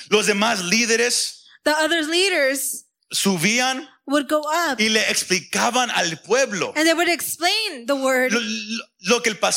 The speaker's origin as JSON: {"language": "Spanish", "country": "Mexico", "said": "Como somos mexicanos, serían lágrimas de cocodrilo."}